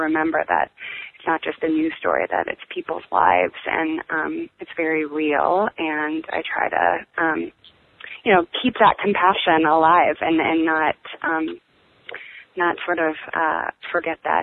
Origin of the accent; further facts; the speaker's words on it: Green Bay, Wisconsin, United States; moved away as an adult; also born or lived in Chicago / New York / London; now in Los Angeles, United States; I am from Green Bay, Wisconsin, which is a small little town in the Midwest, and I grew up there